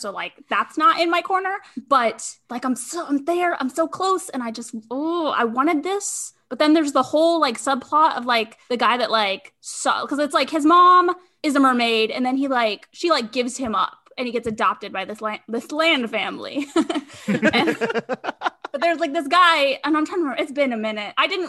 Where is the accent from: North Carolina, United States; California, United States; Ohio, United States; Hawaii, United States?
Hawaii, United States; Snowboard, and like, I am from Hawaii.